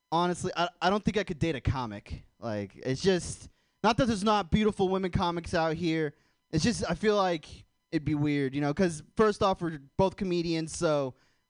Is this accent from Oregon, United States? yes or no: yes; Portland, Oregon, United States; I'm from Portland, too